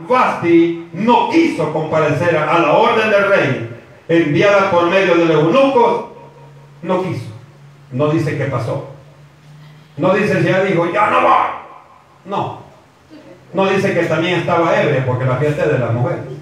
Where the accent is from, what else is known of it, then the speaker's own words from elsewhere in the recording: El Salvador; como decimos nosotros como salvadoreños